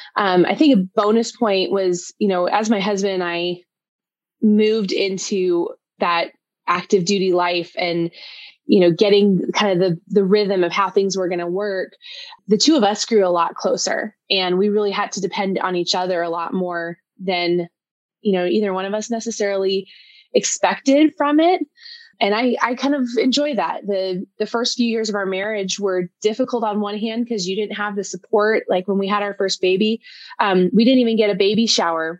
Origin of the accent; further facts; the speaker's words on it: Colorado Springs, Colorado, United States; moved away as an adult; also born or lived in Georgia / Virginia / New York / Hawaii; now in Vermont, United States; we grew up in Colorado Springs